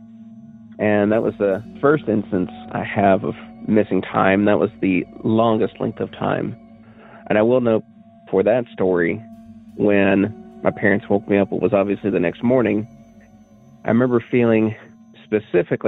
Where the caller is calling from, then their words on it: Cookeville, Tennessee, United States; I'm calling from Cookeville, Tennessee